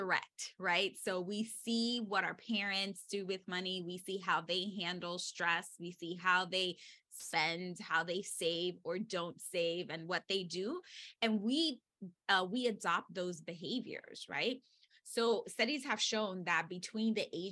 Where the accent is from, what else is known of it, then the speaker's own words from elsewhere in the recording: New York City, New York, United States; I was born and raised in the Bronx.